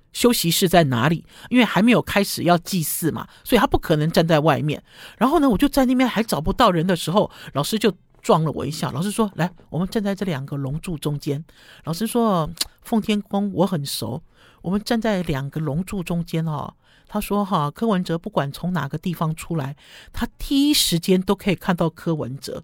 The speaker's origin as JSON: {"language": "Chinese", "region": "Taipei", "country": "Taiwan", "said": "第一我是台北人"}